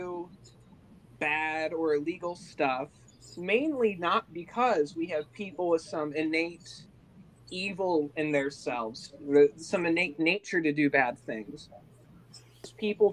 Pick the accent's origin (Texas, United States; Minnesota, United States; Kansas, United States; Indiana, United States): Indiana, United States; moved away as an adult; now in California, United States; I'm from Indiana